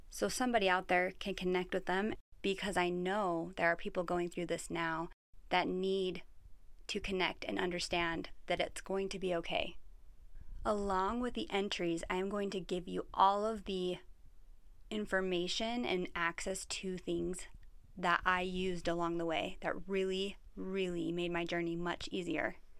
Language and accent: English; Utah, United States; I was born and raised in Utah, right in the heart of the Mormon culture.